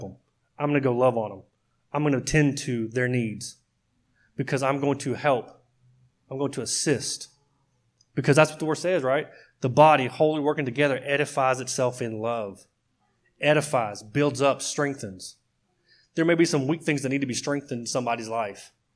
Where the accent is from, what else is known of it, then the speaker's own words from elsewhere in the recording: Oklahoma, United States; I grew up in Oklahoma